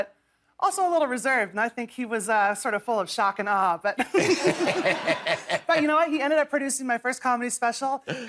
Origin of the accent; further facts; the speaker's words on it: Manhattan, Kansas, United States; now in New York, United States; Manhattan, Kansas, my hometown.